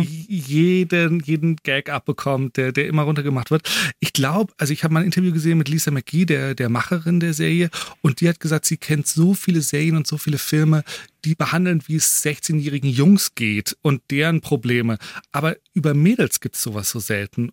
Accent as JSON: {"language": "German", "country": "Germany", "said": "wir Deutschen"}